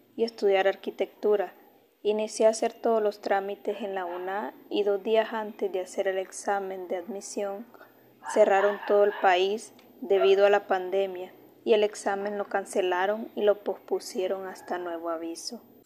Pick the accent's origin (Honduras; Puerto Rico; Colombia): Honduras; Olanchito, Yoro; Nací en Olanchito Oro el 25 de mayo del 2021